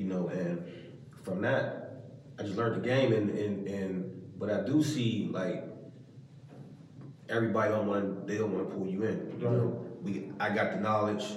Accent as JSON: {"language": "English", "region": "Maryland", "country": "United States", "said": "I'm from Maryland."}